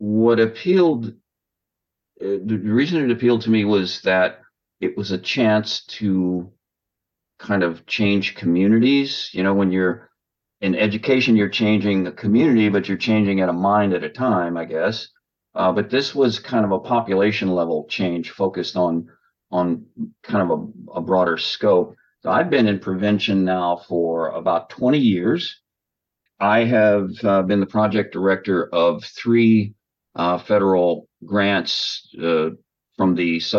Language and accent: English; Louisville, Kentucky, United States; also born or lived in France; born and raised in Louisville, Kentucky.